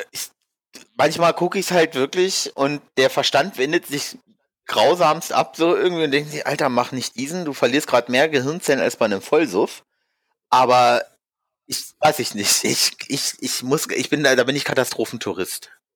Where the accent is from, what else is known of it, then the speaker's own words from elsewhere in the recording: Hanover, Lower Saxony, Germany; now in Frankfurt, Germany; eigentlich komme ich aus Hannover